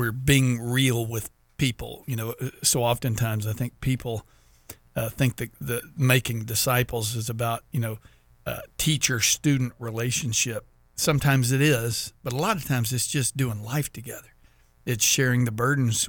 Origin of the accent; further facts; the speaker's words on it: Texas, United States; now in Florida, United States; I'm from Texas